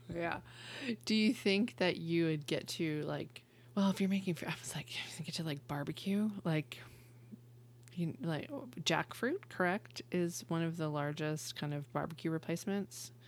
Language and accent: English; Western Massachusetts, United States; now in Texas, United States; I grew up in Western Massachusetts